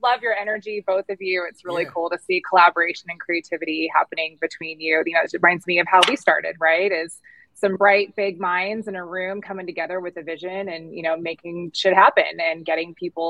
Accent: California, United States; moved away as an adult; also born or lived in Arizona; now in Phoenix, United States; Born and raised in California

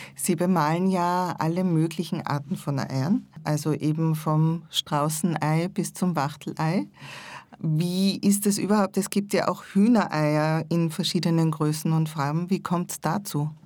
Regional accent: Salzburg, Austria; ich bin in Salzburg aufgewachsen

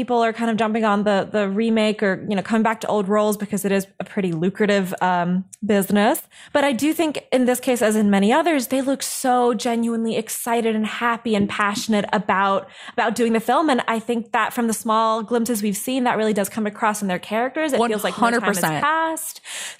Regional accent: Dubai, United Arab Emirates; also born or lived in Italy; It just wasn't huge because I grew up abroad. I grew up in Dubai and Italy, and it wasn't huge there.

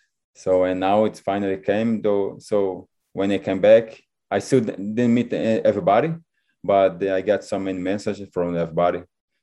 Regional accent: Brazil; English is a second language; So I came from Brazil, and you know, there's a great players like Júnior Negão, Nenê, Jorginho, the big stars.

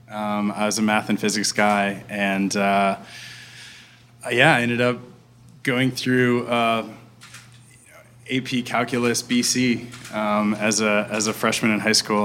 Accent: Pittsburgh, Pennsylvania, United States; born or raised there

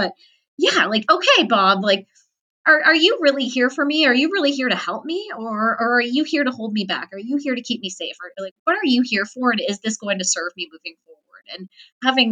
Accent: Toronto, Ontario, Canada; I'm from Toronto.

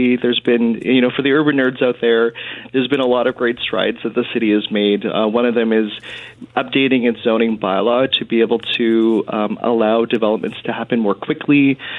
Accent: Winnipeg, Manitoba, Canada; moved away as an adult; now in Edmonton, Canada; because I'm from Winnipeg

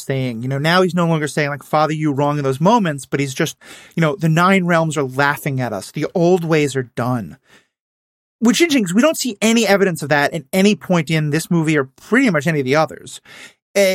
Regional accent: New York City, New York, United States; I grew up in New York City

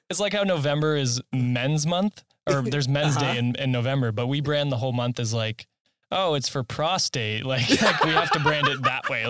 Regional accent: Canada; I'm a Canadian

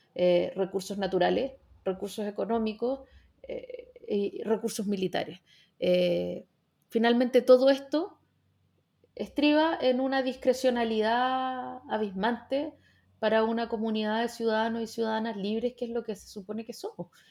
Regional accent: Chile; como chilenos y chilenas

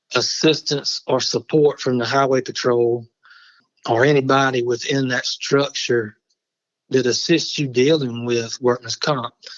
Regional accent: Barnwell, South Carolina, United States; I grew up in Barnwell, which is where I am now.

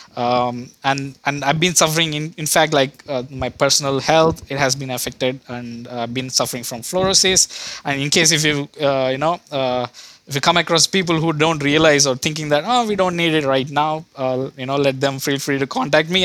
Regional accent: India; moved away as an adult; also born or lived in Cleveland, United States / Arkansas, United States; now in United States; I was originally from India, uh, where I did my undergrad there and then, uh, decided to move to U S in, uh, two thousand, back in two thousand fifteen for my higher education

